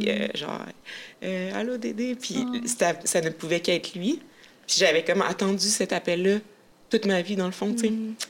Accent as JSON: {"language": "French", "area": "Abitibi", "region": "Quebec", "country": "Canada", "tie": "born or raised there", "said": "j'ai grandi en Abitibi"}